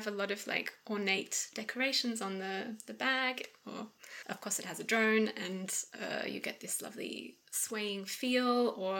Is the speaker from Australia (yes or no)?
yes; Australia; now in Basel, Switzerland; I'm a traverso player and I'm from Australia and currently in Basel.